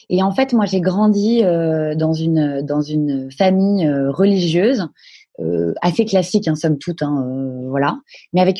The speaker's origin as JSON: {"language": "French", "town": "Paris", "region": "Île-de-France", "country": "France", "tie": "born or raised there", "said": "moi, je suis née à Paris. Euh, j'ai vécu euh, toute mon enfance, euh, une enfance relativement calme, Paris 16e, dans des écoles privées."}